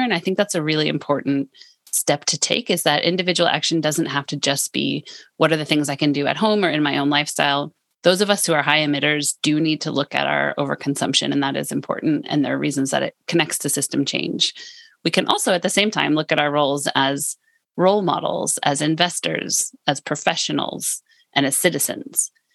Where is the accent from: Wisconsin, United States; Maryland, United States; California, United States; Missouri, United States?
California, United States; now in Lund, Sweden; I'm from California